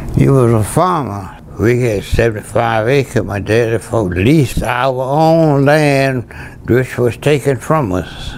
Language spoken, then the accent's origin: English; Laurel Hill, Louisiana, United States; I grew up on Rural Plantation. That's the community. Rosemount Plantation, Laurel Hills, the village was Laurel Hills